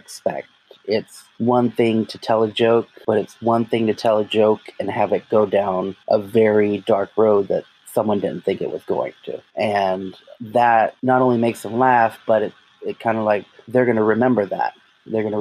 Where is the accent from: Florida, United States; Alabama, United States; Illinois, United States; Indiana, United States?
Florida, United States; Jacksonville; I'm from Jacksonville, Florida, born and raised.